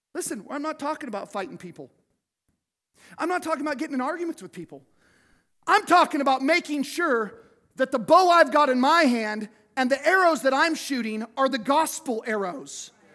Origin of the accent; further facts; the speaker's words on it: United States; I love being an American.